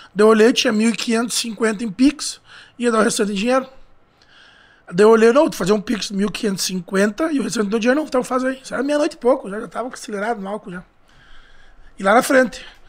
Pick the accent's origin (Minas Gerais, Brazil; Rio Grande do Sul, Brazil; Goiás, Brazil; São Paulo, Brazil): Rio Grande do Sul, Brazil; Santa Rosa; Sou de Santa Rosa